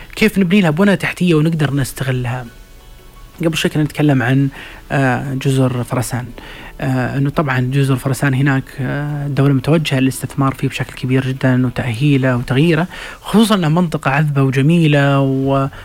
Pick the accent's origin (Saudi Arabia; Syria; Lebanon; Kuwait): Saudi Arabia; احنا كسعوديين